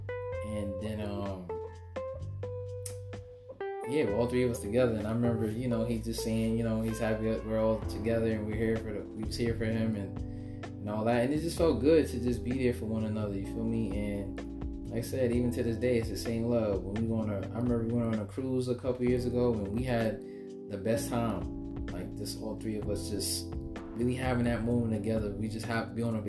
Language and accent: English; New Jersey, United States; also born or lived in Brooklyn, New York; growing up in Jersey